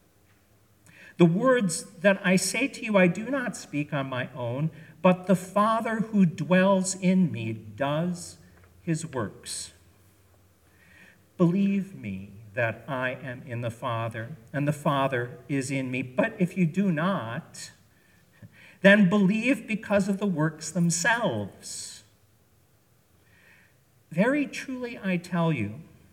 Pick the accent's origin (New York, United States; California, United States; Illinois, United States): Illinois, United States; Chicago; now in New England, United States; I grew up in Chicago, and I have lived in New England more years than I lived in Chicago at this point in my life